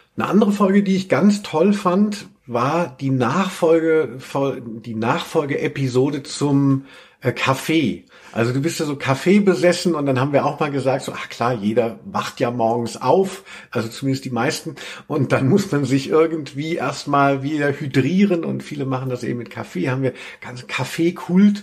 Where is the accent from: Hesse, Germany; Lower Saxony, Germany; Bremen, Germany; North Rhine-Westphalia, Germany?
Hesse, Germany; wo ich herkomme, aus Hessen